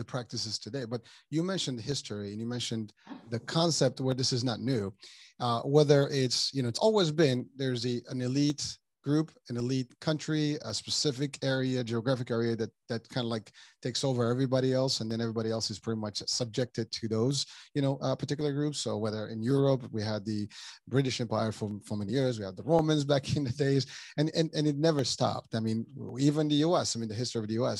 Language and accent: English; Morocco; now in New York, United States; I come from Morocco